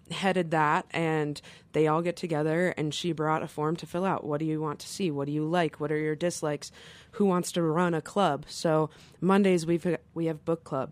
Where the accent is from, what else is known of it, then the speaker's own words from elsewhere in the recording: Flint, Michigan, United States; moved away as an adult; now in Carbondale, United States; I was raised in Flint, Michigan